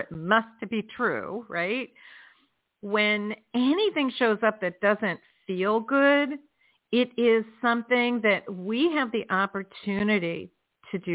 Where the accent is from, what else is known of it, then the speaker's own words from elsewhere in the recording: New Jersey, United States; now in South Florida, United States; My home state is New Jersey. You know, where we are born is always going to be our home state. But where I live is South Florida